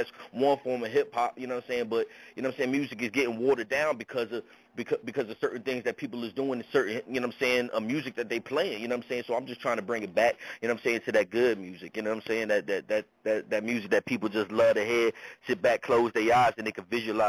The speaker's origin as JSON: {"language": "English", "town": "Newport News", "region": "Virginia", "country": "United States", "said": "I hail from Bad News, Virginia, you know what I'm saying? That's Newport News, Virginia"}